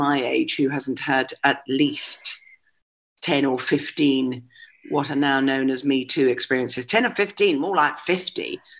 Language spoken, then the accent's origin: English; Scotland, United Kingdom; also born or lived in United States; There isn't, I am exclusively Scottish. There isn't a single bit of either English or anything else in me.